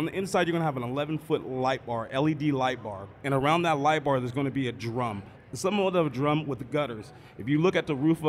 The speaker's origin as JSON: {"language": "English", "area": "Emerald Triangle", "region": "California", "country": "United States", "also_born_or_lived": "Santa Rosa, Sonoma County", "said": "I'm from the Emerald Triangle. I live up in Santa Rosa and Sonoma County"}